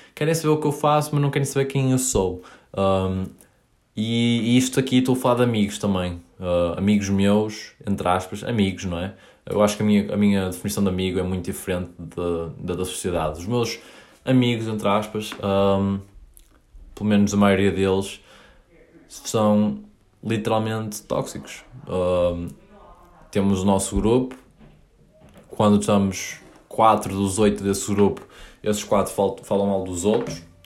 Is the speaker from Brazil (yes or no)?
no; Paços de Ferreira, Norte, Portugal; moved away as an adult; also born or lived in Coimbra / Maia; now in United States; eu nasci em Coimbra, vivi lá até aos 3 anos e mudei-me para Passos Ferreira